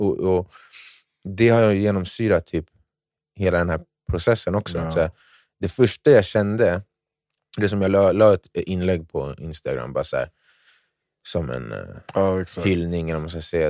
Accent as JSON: {"language": "Swedish", "country": "Ghana", "said": "jag är från Ghana"}